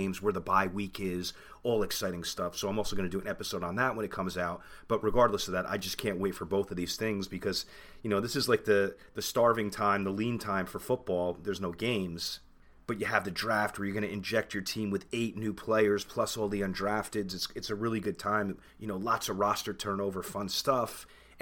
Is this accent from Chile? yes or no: no; New Jersey, United States; I'm from New Jersey